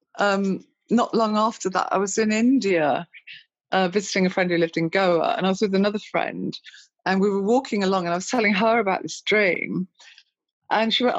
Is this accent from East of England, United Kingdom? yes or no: no; Birmingham, West Midlands, United Kingdom; living in Birmingham as well, growing up in Birmingham